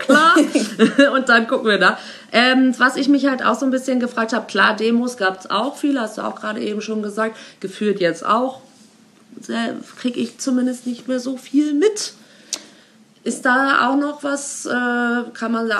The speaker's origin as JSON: {"language": "German", "country": "Germany", "said": "ich als Deutsche Weise Frau"}